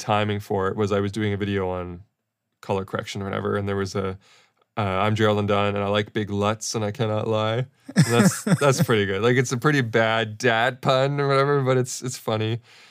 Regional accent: Australia; accent: Australian; I think it was another Australian thing because they liked my Australian accent.

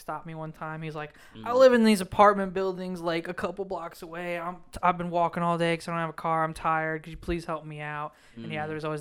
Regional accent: Illinois, United States; also born or lived in Chicago area; now in Austin, United States; I'm from Illinois, and I've lived like in the Chicago area for a while

